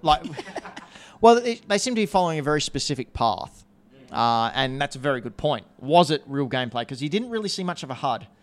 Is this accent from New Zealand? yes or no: yes; New Zealand; We're from New Zealand